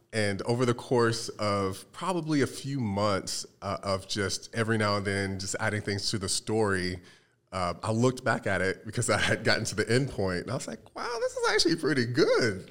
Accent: North Carolina, United States; moved away as an adult; now in Arizona, United States; I'm originally from the Carolinas, uh, most recently from North Carolina.

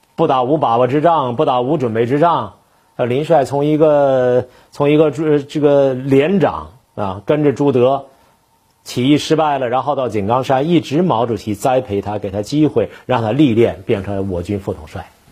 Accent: Northeast China, China; 在东北，我们小时候也都戴和四野部的一样的帽子

